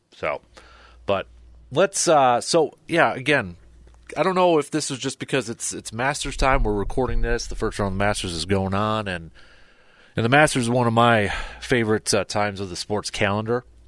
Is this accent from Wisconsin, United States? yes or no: yes; Medford, Wisconsin, United States; growing up in Medford